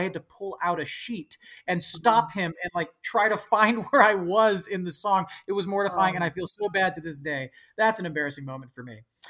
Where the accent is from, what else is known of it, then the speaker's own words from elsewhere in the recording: San Francisco Bay Area, California, United States; my hometown in the San Francisco Bay Area.